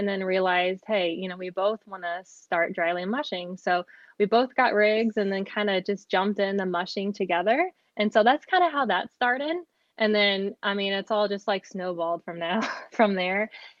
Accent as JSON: {"language": "English", "town": "St. Louis", "region": "Missouri", "country": "United States", "said": "I am from St. Louis, Missouri."}